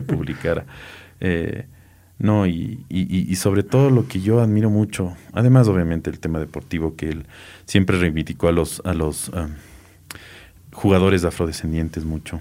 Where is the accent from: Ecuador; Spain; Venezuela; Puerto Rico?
Ecuador; Quito, Pichincha; de niño, niño, era que en Quito en la noche no había agua